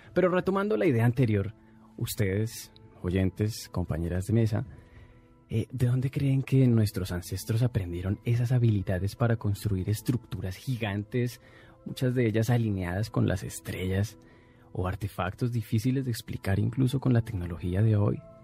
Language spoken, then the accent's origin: Spanish; Colombia; now in Mexico; desde mi tierra, desde Colombia a través de Internet